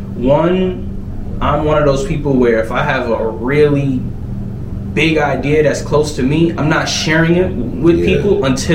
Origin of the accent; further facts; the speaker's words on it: New York, United States; I'm from New York. It's just the mentality, right?